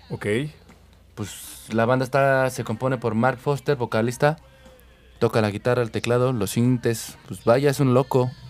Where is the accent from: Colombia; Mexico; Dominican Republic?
Mexico; Defeños, Mexico City; nosotros que somos de aquí